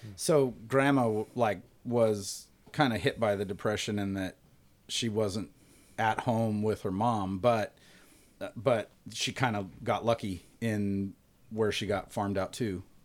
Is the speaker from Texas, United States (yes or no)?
no; Bakersfield, California, United States; I definitely identify with Bakersfield